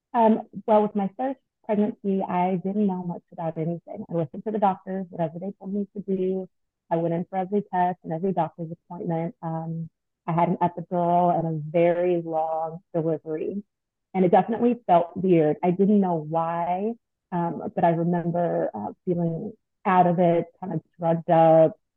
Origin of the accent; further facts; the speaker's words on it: Long Beach, California, United States; moved away as an adult; now in Atlanta, United States; I'm actually from Long Beach, California.